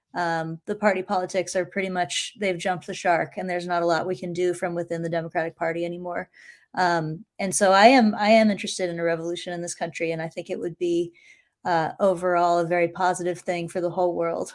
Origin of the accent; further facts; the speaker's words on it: Appalachia in central Virginia, United States; I was raised in Appalachia in central Virginia.